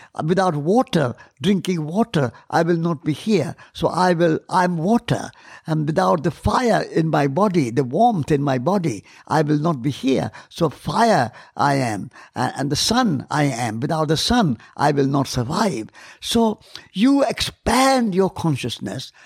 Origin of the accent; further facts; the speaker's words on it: India; I'm Indian.